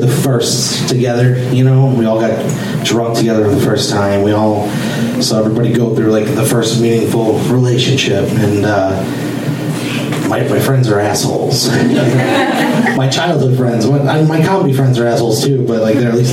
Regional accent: St. Louis, Missouri, United States; moved away; I'm from St. Louis originally

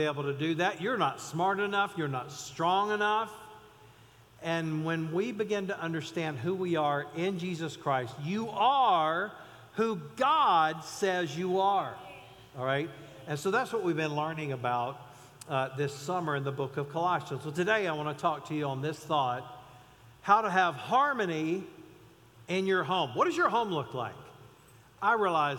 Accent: Mount Airy, North Carolina, United States; I grew up in outside of Mount Airy, North Carolina

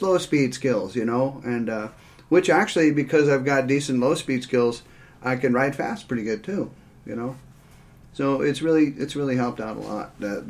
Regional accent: Phoenix, Arizona, United States; I'm the youngest of three boys. We grew up in Phoenix, Arizona, riding in the desert.

